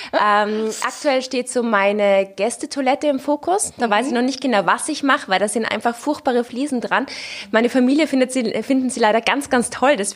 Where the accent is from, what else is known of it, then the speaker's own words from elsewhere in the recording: Austria; now in Cologne, Germany; Naja, ich muss sagen, also in Köln war ich ja gerade am Anfang nicht besonders beliebt. Also gerade als {S0} Österreicherin {S1} und mit dem Ischgl-Thema war es dann doch so